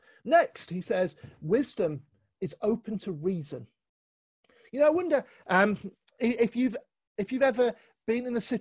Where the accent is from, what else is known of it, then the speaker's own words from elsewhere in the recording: London, United Kingdom; now in Manchester, United Kingdom; remember when I moved up to Manchester, it was 9 years ago now. I've been here quite a while. But I came from London and came and joined in with CCM.